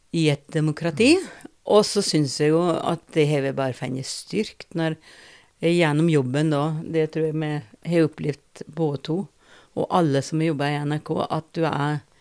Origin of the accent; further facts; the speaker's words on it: Rauland, Telemark, Norway; now in Porsgrunn, Norway; jeg er opprinnelig fra Rauland. Bor nå i Porsgrunn